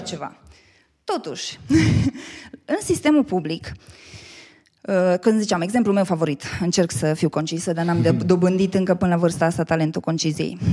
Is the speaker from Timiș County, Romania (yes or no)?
no; Baia Mare, Maramureș County, Romania; moved away as an adult; also born or lived in Bucharest, Romania; now in Cluj-Napoca, Romania; eu sunt din Baia Mare